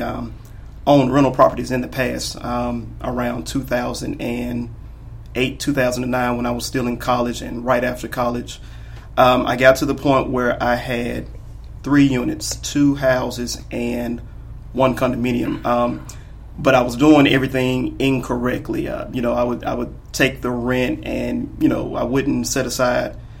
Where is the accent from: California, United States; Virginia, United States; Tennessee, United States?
Tennessee, United States; Memphis; I'm originally from Memphis, Tennessee. Been here all my life